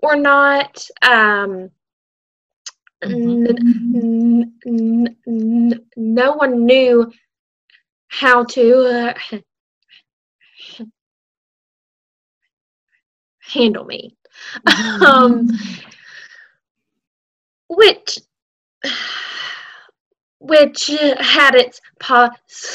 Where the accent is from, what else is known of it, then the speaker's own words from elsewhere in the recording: Buna, Texas, United States; now in Mauriceville, United States; I'm from Buna, Texas